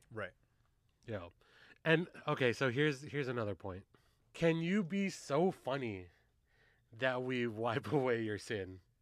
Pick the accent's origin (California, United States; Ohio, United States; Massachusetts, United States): California, United States; Carson; I grew up in Carson